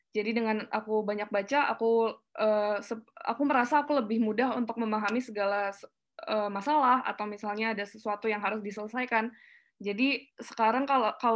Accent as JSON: {"language": "Indonesian", "town": "Palembang", "region": "South Sumatra", "country": "Indonesia", "tie": "born or raised there", "also_born_or_lived": "Tangerang / Jakarta / Yogyakarta", "said": "Sebetulnya aku lahir di Palembang, terus besar di Palembang, uh, pindah ke Tangerang, lalu pindah ke Jakarta, sampai akhirnya kuliah di Jogja."}